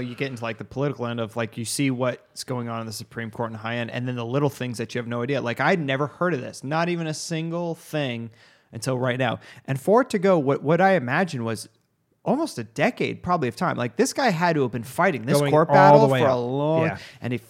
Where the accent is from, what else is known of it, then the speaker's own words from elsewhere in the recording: Arizona, United States; Dude, I'm from Arizona, man. They don't give a shit about the laws out here.